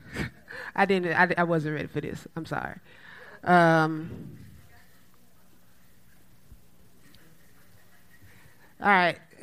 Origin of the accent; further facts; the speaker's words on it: Dallas, Texas, United States; also born or lived in Colorado Springs, United States; I was born in Colorado Springs, but I was raised in Dallas